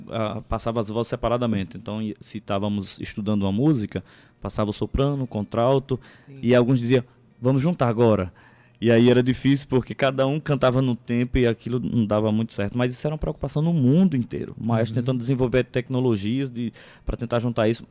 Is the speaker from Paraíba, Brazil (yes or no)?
yes; Conceição, Paraíba, Brazil; Eu sou natural de Conceição de Piancó